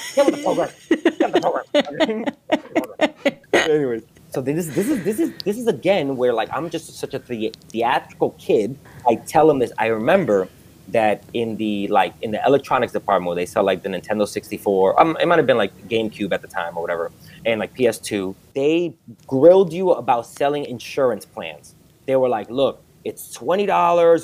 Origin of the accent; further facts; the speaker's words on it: New York City, New York, United States; moved away as an adult; also born or lived in Dominican Republic / Aurora, Illinois; I grew up like in New York City